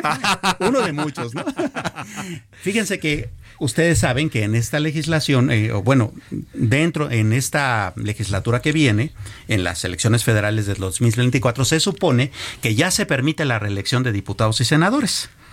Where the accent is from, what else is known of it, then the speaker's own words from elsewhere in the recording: Mexico; no hemos sido capaces como mexicanos